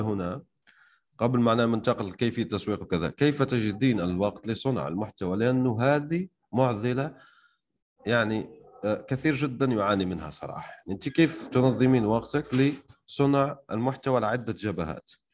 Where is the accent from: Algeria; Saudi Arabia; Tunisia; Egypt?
Algeria; انا شخصيا يعني من الجزائر